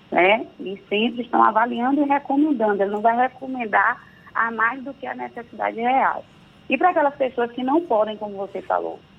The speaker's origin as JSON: {"language": "Portuguese", "town": "Santo Amaro", "region": "Bahia", "country": "Brazil", "said": "Eu sou de Santa Amaro, viu da Purificação, não deixo de falar isso nunca."}